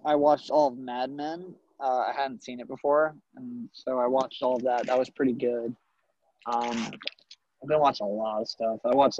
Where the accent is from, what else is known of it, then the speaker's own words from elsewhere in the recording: Stony Brook, New York, United States; I am from Stony Brook, New York. I went to Warden Melville High School.